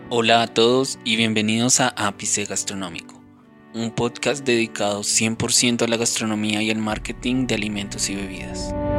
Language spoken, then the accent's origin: Spanish; Colombia; nosotros mismos como colombianos